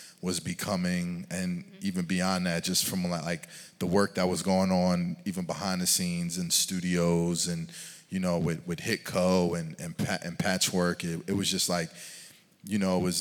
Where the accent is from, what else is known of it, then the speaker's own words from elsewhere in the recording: Philadelphia, Pennsylvania, United States; moved away as an adult; also born or lived in Atlanta; I'm coming from the East Coast, from Philly